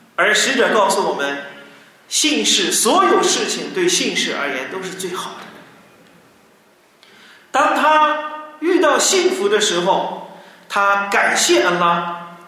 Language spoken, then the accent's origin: Chinese; China; 我们中国人